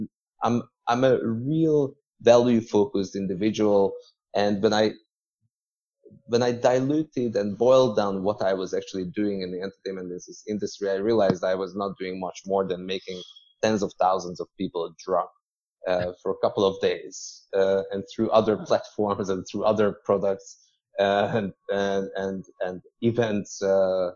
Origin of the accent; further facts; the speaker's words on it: Budapest, Hungary; now in Hong Kong; I'm originally from Hungary, and between Budapest, where I was born, and Hong Kong, I lived in another 8 cities